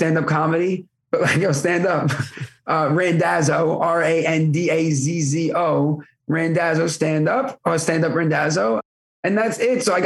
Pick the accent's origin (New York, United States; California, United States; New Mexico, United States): New York, United States; Brooklyn; accent: thick New York; now in Staten Island, United States; I live in Staten Island now, but to be fair, I'm from Brooklyn